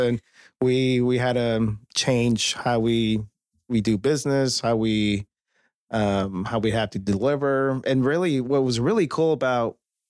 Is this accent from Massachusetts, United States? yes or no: no; Chicago, Illinois, United States; now in Texas, United States; Born and raised.